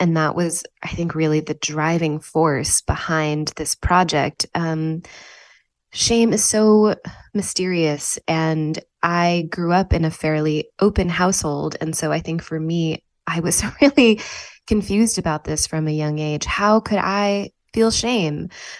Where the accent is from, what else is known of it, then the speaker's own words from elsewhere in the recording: New Haven, Connecticut, United States; And this is so far from the way that I grew up in New Haven, Connecticut.